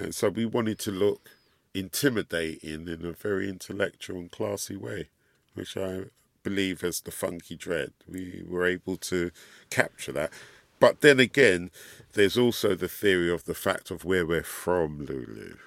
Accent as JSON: {"language": "English", "region": "London", "country": "United Kingdom", "tie": "born or raised there", "said": "And we grew up in London, and here in the U K"}